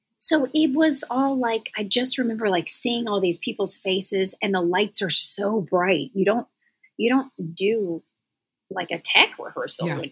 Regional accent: the South, United States; I was raised in the South where you're friendly and you're kind to people

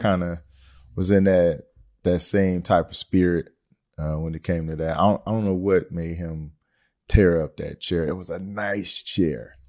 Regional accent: Detroit, Michigan, United States; I'm from Detroit, Michigan

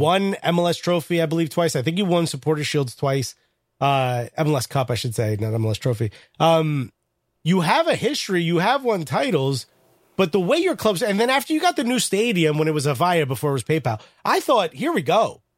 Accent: Newark, New Jersey, United States

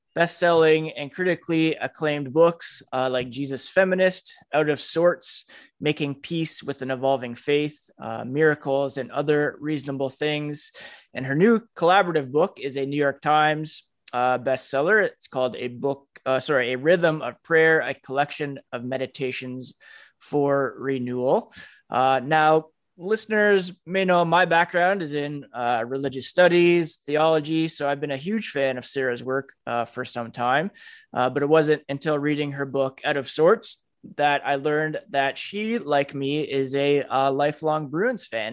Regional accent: Trenton, Ontario, Canada; growing up in, in Trenton, Ontario

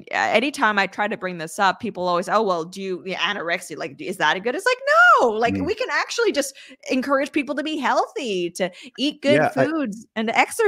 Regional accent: Canada; I'm an agreeable person. I'm an introvert. I'm Canadian.

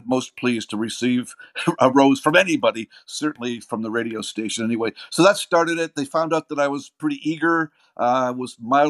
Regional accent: Windsor, Ontario, Canada; I was born in a place called Windsor, Ontario. Grew up in a town, it was part of Windsor, but it was called Riverside.

